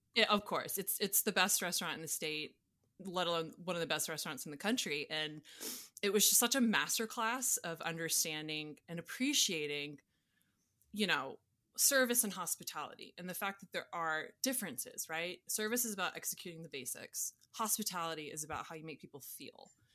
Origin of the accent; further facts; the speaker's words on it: Atlanta, Georgia, United States; moved away as an adult; also born or lived in Louisiana / Colorado / New York; I grew up in Atlanta, went to school at Tech